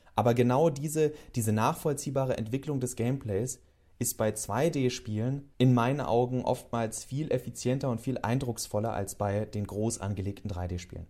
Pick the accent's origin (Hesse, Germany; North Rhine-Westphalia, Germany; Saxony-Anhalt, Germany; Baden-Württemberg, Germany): Hesse, Germany; Northern; moved away; in meiner alten Heimat in Nordhessen